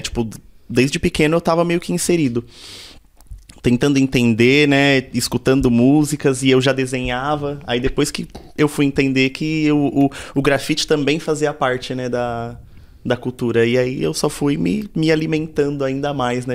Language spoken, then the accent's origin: Portuguese; São Paulo, Brazil; also born or lived in Parque Santo Antônio, São Paulo; nasci na Coab, nasci, fui e cresci ali mais ou menos até os 11, depois vim morar no Capão. E aí do Capão já não saí mais.